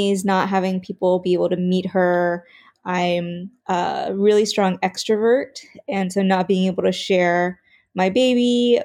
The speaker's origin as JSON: {"language": "English", "region": "rural Pennsylvania", "country": "United States", "tie": "born or raised there", "also_born_or_lived": "South Korea", "moved": "as an adult", "lives_now": "Baltimore, United States", "said": "I was adopted when I was 7 months old and raised in rural Pennsylvania, and I now live in Baltimore"}